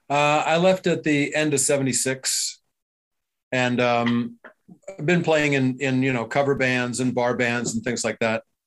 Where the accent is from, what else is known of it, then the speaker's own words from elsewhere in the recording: Baltimore, Maryland, United States; also born or lived in Frazier Park, California / San Francisco Bay Area, California / Bakersfield, California; now in Austin, United States; I grew up in Baltimore